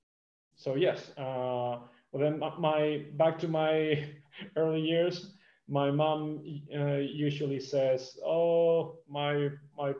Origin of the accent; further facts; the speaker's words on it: Malaga, Andalusia, Spain; English is a second language; also born or lived in Madrid / Wichita, Kansas; I spent my teenage years in Malaga, where I was... I was raised for the most part, although I was, let's say, accidentally born in Madrid